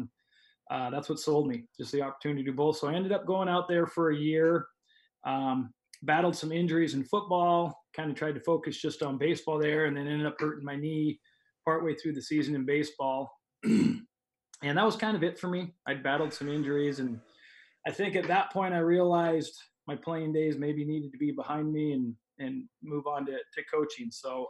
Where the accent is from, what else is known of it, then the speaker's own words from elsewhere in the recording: Montana, United States; moved away as an adult; also born or lived in Jamestown, North Dakota; now in Oregon, United States; I grew up in Montana